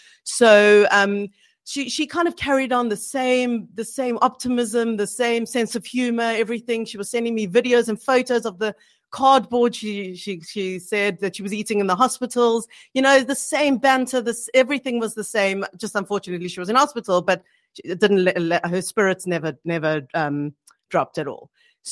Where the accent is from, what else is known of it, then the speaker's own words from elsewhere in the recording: South Africa; moved away as an adult; now in United Kingdom; so Gavin and I moved from South Africa, our families were in South Africa, and we were based in the UK.